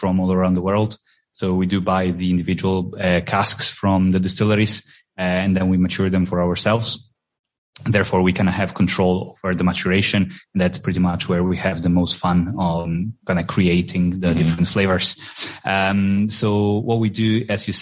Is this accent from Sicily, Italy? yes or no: no; Trieste, Friuli-Venezia Giulia, Italy; moved away as an adult; now in Edinburgh, United Kingdom; I'm originally from Trieste, which is a city in the northeastern part of Italy, very close to the border with Slovenia.